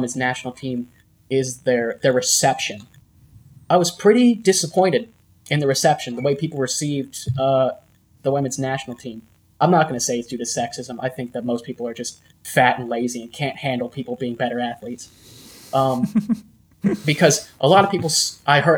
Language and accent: English; United States; we're American